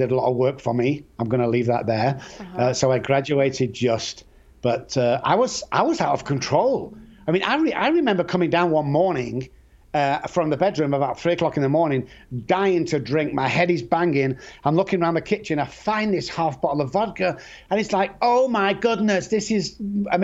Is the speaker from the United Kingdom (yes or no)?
yes; Manchester, North West England, United Kingdom; I grew up in Manchester.